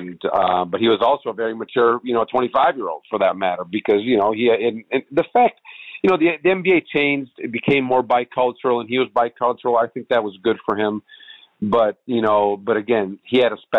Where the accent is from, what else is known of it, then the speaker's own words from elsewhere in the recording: Italy; I grew up in Italy